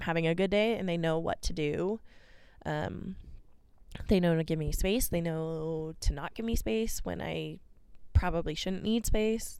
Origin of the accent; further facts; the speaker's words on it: Boise, Idaho, United States; also born or lived in Albuquerque, New Mexico / Kansas; at six years old, I moved to Boise, Idaho for my dad's job